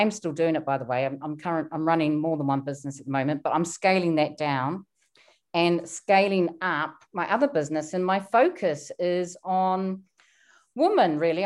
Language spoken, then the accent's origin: English; New Zealand; moved away as an adult; now in London, United Kingdom; I come from New Zealand. My parents were very frugal. So I was brought up to be very, very frugal